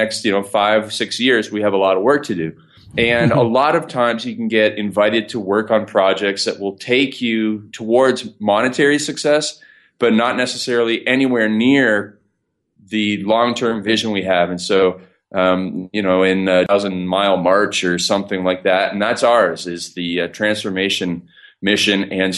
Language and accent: English; Canada; So I am Canadian. So please excuse my funny accent. I'll say some words pretty strange.